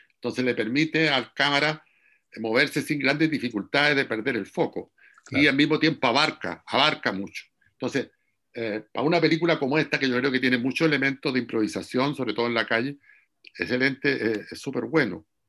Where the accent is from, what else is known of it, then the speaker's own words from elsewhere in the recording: Curicó, Maule, Chile; also born or lived in Talcahuano; yo soy de Curicó, por ejemplo, y de Talcahuano